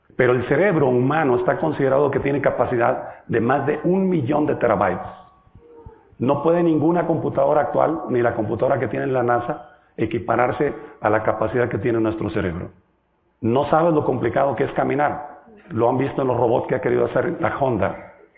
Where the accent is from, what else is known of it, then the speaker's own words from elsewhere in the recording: Mexico; Yo vengo de México, del país grande que está pegado a Estados Unidos, muy al norte